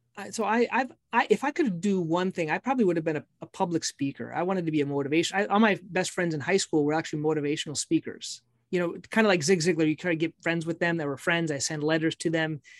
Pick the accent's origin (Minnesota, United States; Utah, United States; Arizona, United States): Minnesota, United States; I'm from Minnesota.